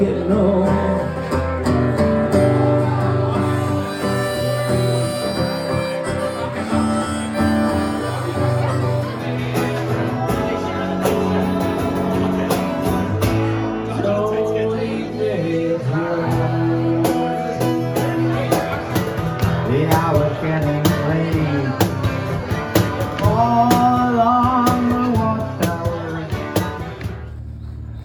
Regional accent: Canada; I love being a Canadian

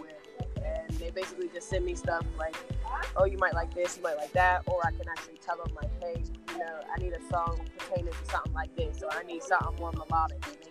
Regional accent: Pittsburgh, Pennsylvania, United States; I'm from Pittsburgh, PA

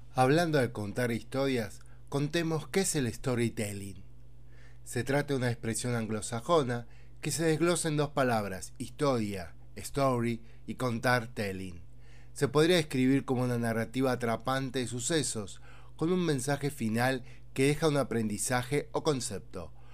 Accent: Argentina; mi país, Argentina

